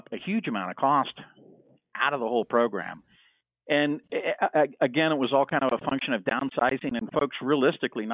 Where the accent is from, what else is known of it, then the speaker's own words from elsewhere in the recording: Miami, Florida, United States; I grew up in Miami, and there was a boat builder right next door to us